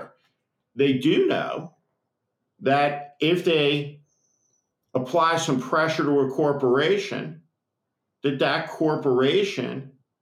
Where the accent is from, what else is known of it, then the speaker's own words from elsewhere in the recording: United States; we're Americans